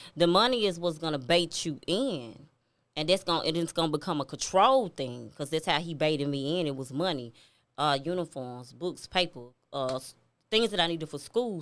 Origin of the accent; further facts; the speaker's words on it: Memphis, Tennessee, United States; I'm from Memphis. I'm from Walker Home